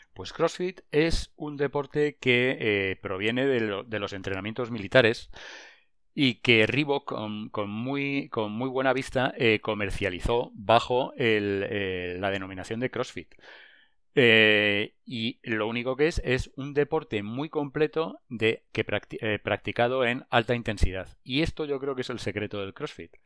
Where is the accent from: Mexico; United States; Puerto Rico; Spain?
Spain; Madrid, Community of Madrid; also born or lived in La Granja de San Ildefonso; yo soy de Madrid, mi familia es de Madrid